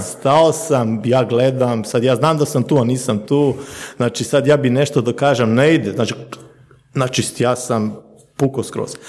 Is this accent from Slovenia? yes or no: yes; Slovenia; ja sam rođen u Sloveniji, nam, mi smo druga generacija, sad vidimo moje treće generacije, moji su došli iz Bosne